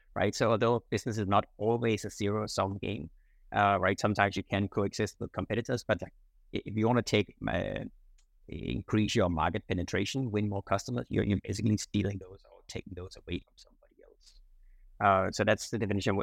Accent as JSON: {"language": "English", "country": "Denmark", "tie": "born or raised there", "moved": "as an adult", "lives_now": "Singapore", "said": "I'm originally from Denmark, uh, so I grew up in, in Denmark, um, but I came to Singapore in 1999."}